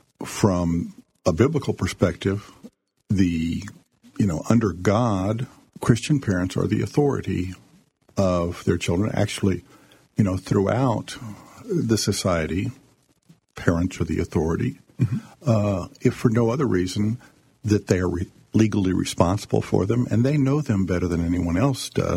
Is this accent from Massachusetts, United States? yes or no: no; San Antonio, Texas, United States; also born or lived in College Station, Texas; now in Austin, United States; I grew up in San Antonio